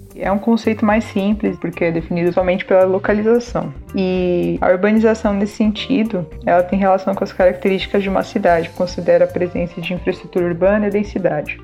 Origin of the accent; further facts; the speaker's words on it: São Paulo, Brazil; moro na Zona Leste, vivi a vida inteira aqui, em São Paulo.